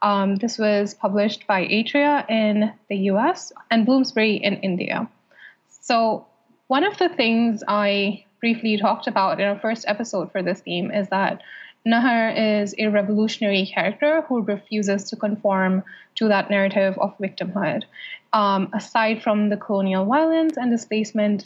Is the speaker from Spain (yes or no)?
no; Saudi Arabia; moved away; growing up in Saudi Arabia